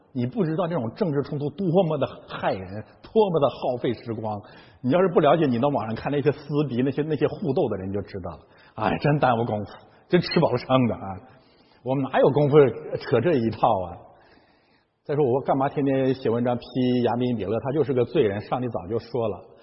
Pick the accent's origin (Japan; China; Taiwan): China; Heilongjiang; moved away as an adult; now in Canada; 我的老家啊，黑龙江省